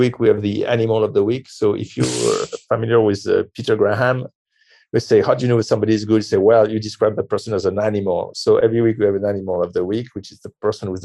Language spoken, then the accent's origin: English; France; I'm from France